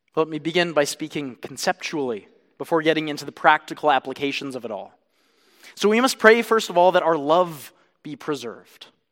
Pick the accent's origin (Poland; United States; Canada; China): Canada; I am a Canadian